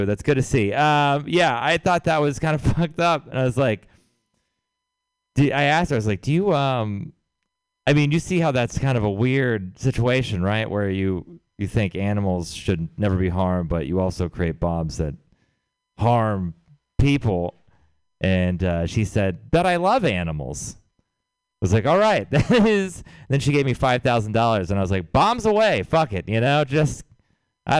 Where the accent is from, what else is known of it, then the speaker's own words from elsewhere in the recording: Texas, United States; moved away; I'm from Texas.